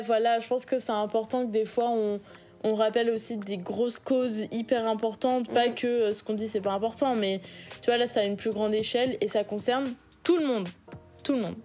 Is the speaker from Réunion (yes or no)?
yes; Réunion; now in France; je viens de l'île de la Réunion